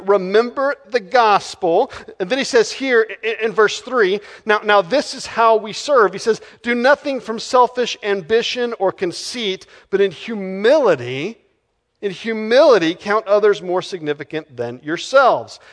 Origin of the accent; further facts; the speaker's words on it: Texas, United States; moved away; I'm from Texas